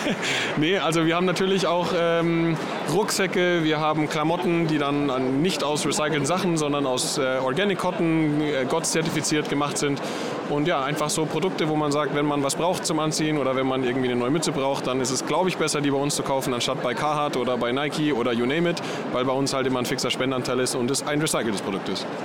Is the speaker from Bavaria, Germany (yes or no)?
yes; Munich, Bavaria, Germany; ich komme aus München